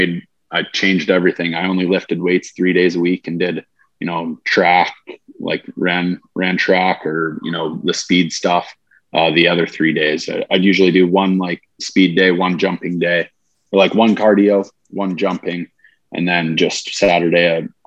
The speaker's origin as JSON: {"language": "English", "region": "Montana", "country": "United States", "said": "I'm from Montana, have a house in Montana"}